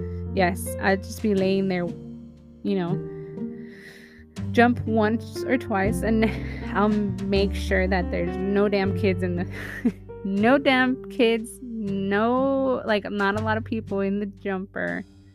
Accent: Philippines; but I'm a Filipino and there's so much more responsibilities

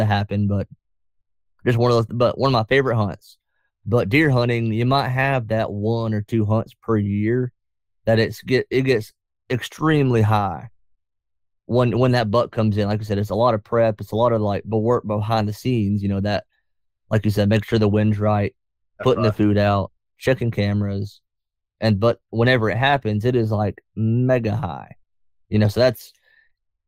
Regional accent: North Georgia, United States; I'm from North Georgia

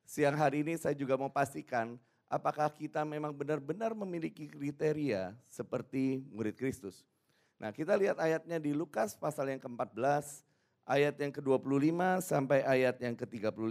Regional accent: Surabaya, East Java, Indonesia; saya dari Surabaya.

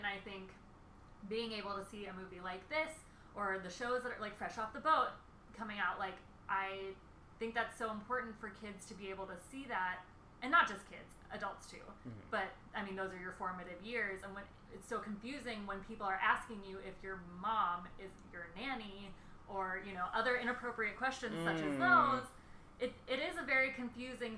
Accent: the South, United States; when I was growing up in the South

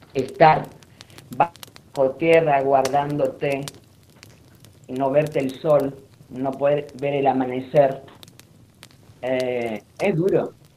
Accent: Lebanon; now in Argentina; nací en Líbano, del año 1960 por ahí

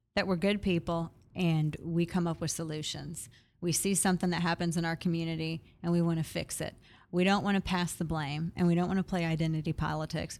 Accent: Missouri, United States; now in Texas, United States; my home state is Missouri.

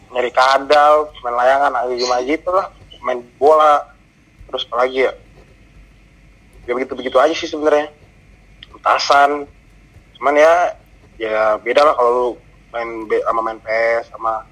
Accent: Jakarta, Indonesia; born there; gue tuh lahir di Jakarta cuman gue pernah tinggal di luar Jakarta juga

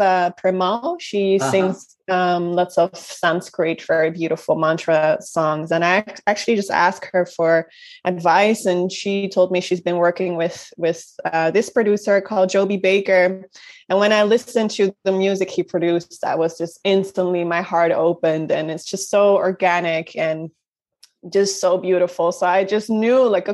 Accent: Netherlands; also born or lived in Rotterdam; I'm from Holland. I live in Rotterdam

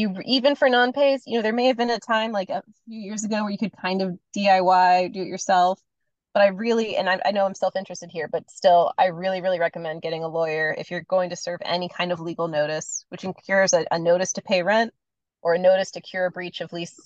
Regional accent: North Carolina, United States; now in San Francisco, United States; I'm from North Carolina originally

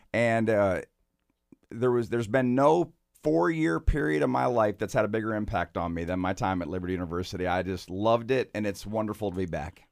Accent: Michigan, United States; moved away as an adult; also born or lived in Lynchburg, Virginia; I was born and raised in Michigan

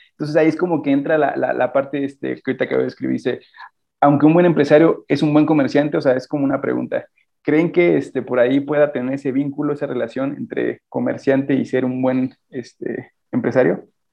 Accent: Celaya, Guanajuato, Mexico; soy de Celaya

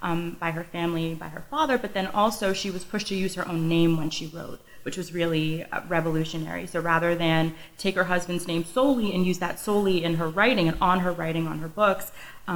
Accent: Connecticut, United States; also born or lived in North Carolina; I'm from Connecticut, but then I went to North Carolina for school and then came home

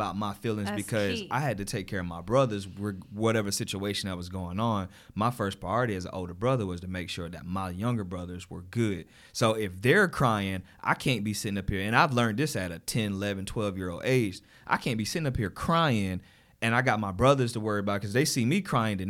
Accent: Jersey City, New Jersey, United States; I live in Jersey City. So I'm originally from Jersey City.

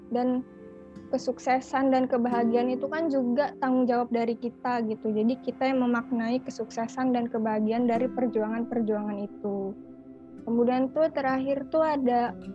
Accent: Bandar Lampung, Lampung, Indonesia; asal aku dari Lampung, tepatnya di kota Bandar Lampung

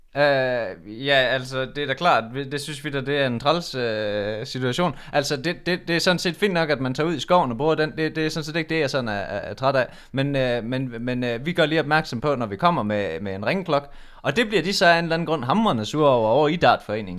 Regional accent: Udbyhøj, Central Denmark Region, Denmark; vi kommer jo fra Udbyhøj

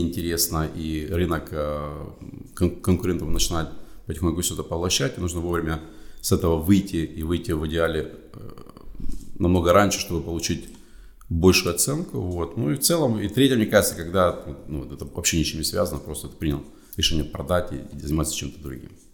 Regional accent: Kharkiv, Kharkiv Oblast, Ukraine; moved away; also born or lived in United States; я сам э, с Украины, с города Харькова

